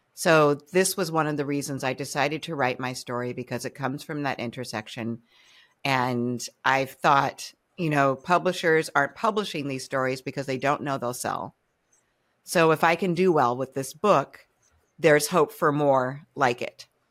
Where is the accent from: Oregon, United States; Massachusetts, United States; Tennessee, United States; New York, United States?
Massachusetts, United States; Cambridge; when I was growing up in Cambridge, Mass